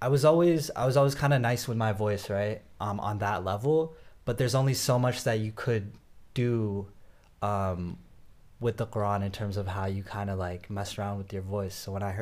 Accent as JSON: {"language": "English", "region": "South India", "country": "India", "said": "I can rap a bar about, you know, I'm from South India. This is what South Indians do, you know?"}